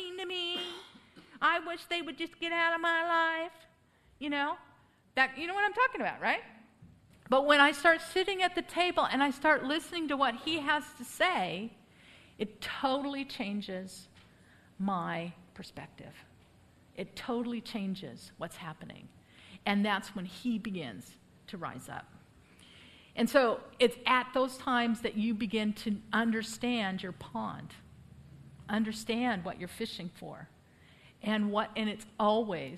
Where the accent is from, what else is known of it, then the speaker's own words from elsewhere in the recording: United States; moved away as an adult; now in Poland; I'm the only crazy enough American to live there for almost 20 years